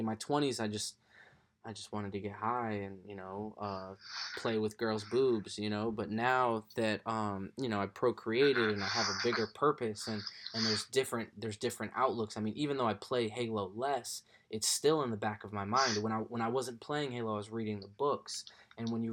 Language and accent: English; Southern California, United States; also born or lived in Connecticut; I was born in Connecticut, but I grew up in California as well. Southern California